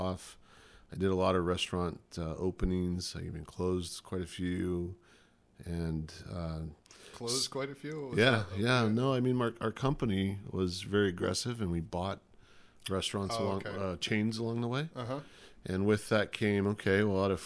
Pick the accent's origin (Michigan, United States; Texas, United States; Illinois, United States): Texas, United States; now in California, United States; now I'm a hippie in California, apparently, growing up in Texas